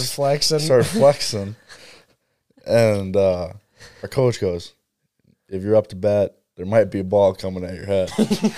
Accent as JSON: {"language": "English", "town": "Stoughton", "country": "United States", "said": "He goes, where are you from? I said, Stoughton."}